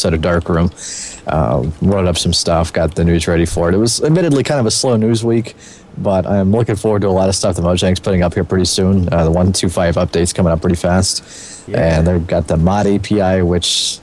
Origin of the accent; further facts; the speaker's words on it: Waco, Texas, United States; Waco, Texas